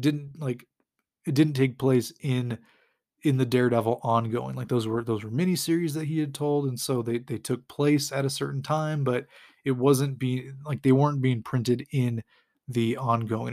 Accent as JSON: {"language": "English", "town": "San Jose", "region": "California", "country": "United States", "tie": "born or raised there", "said": "I grew up in California, we had our fair share of earthquakes"}